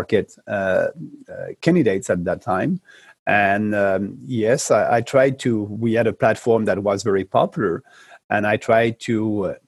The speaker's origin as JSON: {"language": "English", "region": "Quebec", "country": "Canada", "said": "I'm coming from Quebec"}